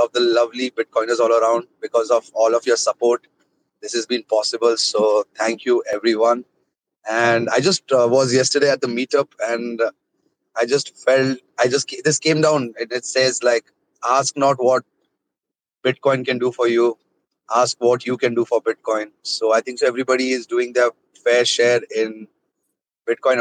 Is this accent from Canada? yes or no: no; India; I am from India.